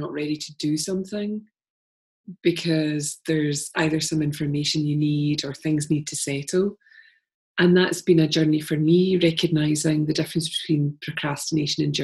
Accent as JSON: {"language": "English", "town": "Glasgow", "region": "Scotland", "country": "United Kingdom", "said": "being a Glaswegian"}